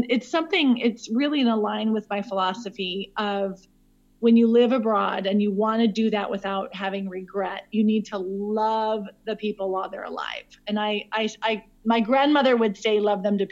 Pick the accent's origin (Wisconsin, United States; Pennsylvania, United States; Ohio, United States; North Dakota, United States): North Dakota, United States; Williston; moved away as an adult; also born or lived in Spain / Switzerland / Burkina Faso; now in South Africa; I am originally from Williston, North Dakota, but I currently live in South Africa.